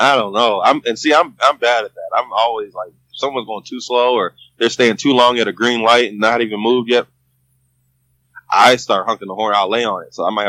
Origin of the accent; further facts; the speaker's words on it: Houston, Texas, United States; What country are you from? I'm from Texas.